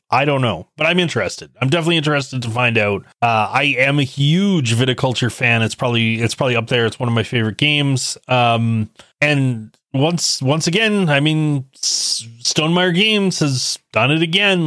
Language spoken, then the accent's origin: English; Canada; I was born and raised in Canada